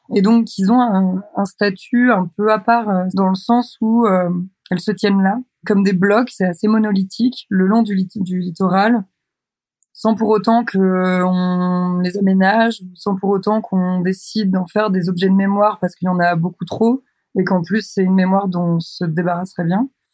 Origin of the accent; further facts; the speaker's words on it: Douarnenez, Brittany, France; now in Brest, France; J'ai grandi à Douarnenez, dans le Finistère, en Bretagne, en France, et j'habite à Brest.